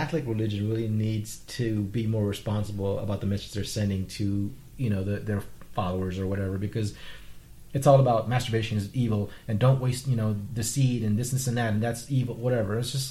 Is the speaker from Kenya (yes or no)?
no; Vietnam; first language Vietnamese; I'm Vietnamese.